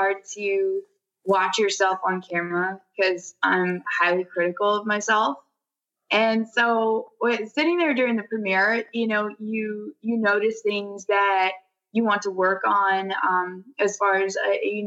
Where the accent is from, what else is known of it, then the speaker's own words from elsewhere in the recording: Nashville, Tennessee, United States; I'm an actress from Nashville, Tennessee